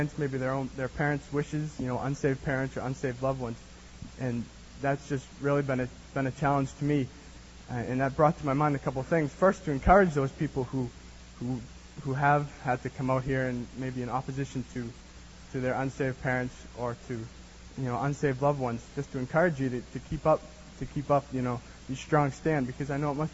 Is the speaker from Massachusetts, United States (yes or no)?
yes; Boston, Massachusetts, United States; moved away as an adult; now in California, United States; I'm from Massachusetts, Boston, Massachusetts, great place